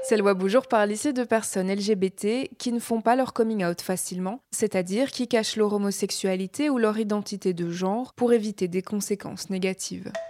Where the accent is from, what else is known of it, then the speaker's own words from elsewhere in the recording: France; moi, je suis française, donc.